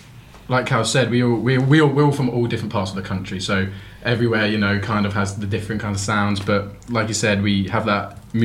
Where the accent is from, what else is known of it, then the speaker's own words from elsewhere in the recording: Milton Keynes, South East England, United Kingdom; But I'm from Milton Keynes, MK Army.